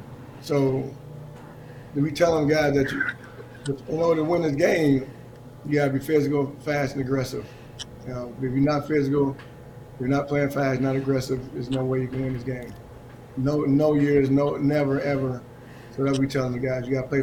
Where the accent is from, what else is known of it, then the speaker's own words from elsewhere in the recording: Detroit, Michigan, United States; I'm from the Detroit area, Metro Detroit area